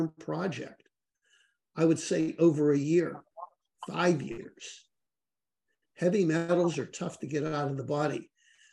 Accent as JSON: {"language": "English", "town": "Pittsburgh", "region": "Pennsylvania", "country": "United States", "tie": "born or raised there", "said": "I grew up in Pittsburgh, Pennsylvania"}